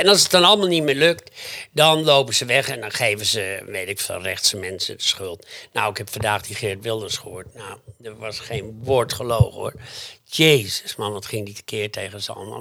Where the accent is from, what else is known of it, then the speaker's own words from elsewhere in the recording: Groningen, Netherlands; bij ons in Groningen